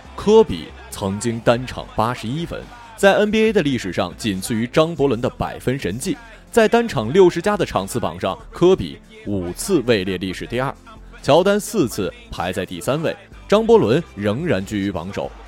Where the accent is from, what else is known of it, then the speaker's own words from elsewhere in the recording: Baishan, Jilin, China; 我就是吉林省白山人